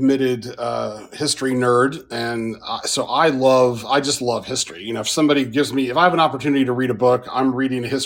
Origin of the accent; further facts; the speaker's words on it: Tulsa, Oklahoma, United States; I was born and raised in Tulsa, lived there most of my life